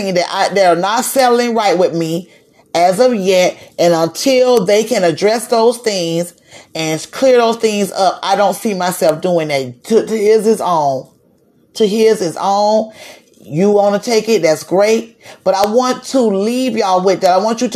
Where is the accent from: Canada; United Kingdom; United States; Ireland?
United States; Broward County, Florida; also born or lived in Dade County, Florida; When I moved from Dade County to Broward County